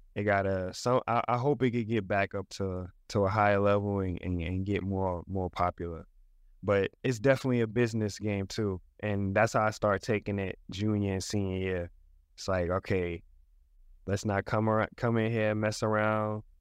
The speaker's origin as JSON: {"language": "English", "region": "New York", "country": "United States", "tie": "born or raised there", "said": "We, we grew up together in New York"}